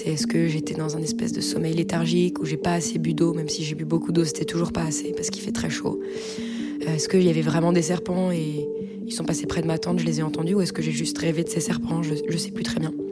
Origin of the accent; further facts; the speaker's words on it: Brittany, France; je leur dis que je viens de Bretagne